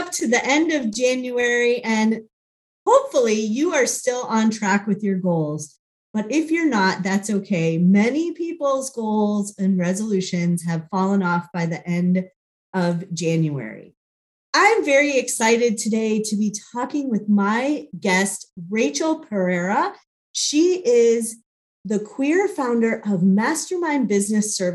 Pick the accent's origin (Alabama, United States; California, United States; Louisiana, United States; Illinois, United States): Illinois, United States; Chicago; now in Phoenix, United States; I grew up in Chicago